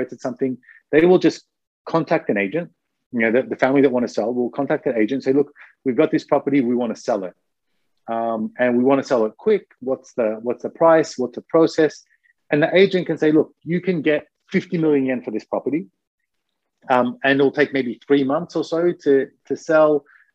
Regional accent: Australia; now in Japan; I'm Australian

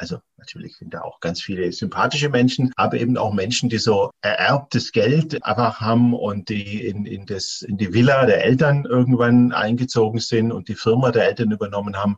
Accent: Kraichgau, Baden-Württemberg, Germany; now in Stuttgart, Germany; Und ich selber bin auch gewachsen im Kraichgau

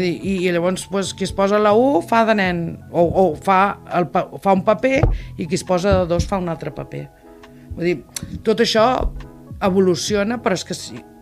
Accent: Tarragona, Catalonia, Spain; vaig néixer a Tarragona al 1959 i soc tarragonina de, de, de soc arrel

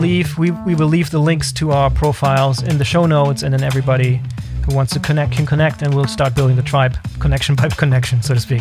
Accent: Germany; We're all from Germany

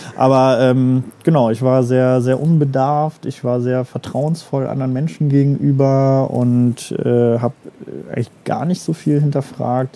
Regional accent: Meckenheim, North Rhine-Westphalia, Germany; also born or lived in East Germany; bin ich aufgewachsen in Meckenheim bei Bonn

